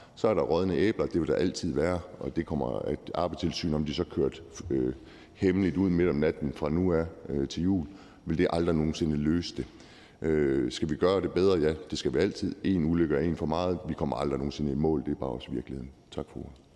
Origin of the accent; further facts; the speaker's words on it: Aalborg, North Denmark Region, Denmark; som aalborgenser